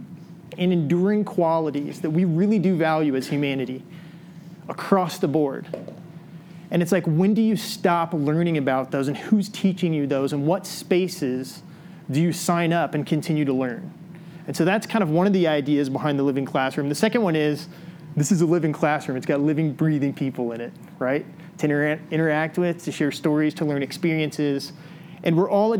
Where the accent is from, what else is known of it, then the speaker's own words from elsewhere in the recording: Illinois, United States; moved away; I grew up in Illinois